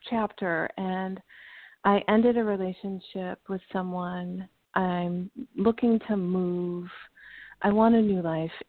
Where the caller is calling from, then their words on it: Illinois, United States; I'm calling from Illinois.